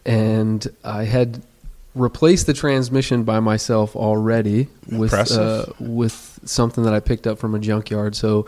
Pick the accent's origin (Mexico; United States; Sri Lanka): United States; Toledo, Ohio; moved away as an adult; now in Melbourne, United States; I was born and raised in Toledo, Ohio, but now I'm a resident of Melbourne, Florida. I've been a resident there for about a decade.